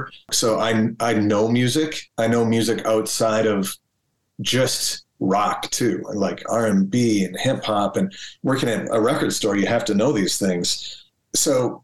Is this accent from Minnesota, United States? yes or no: yes; Minnesota, United States; born or raised there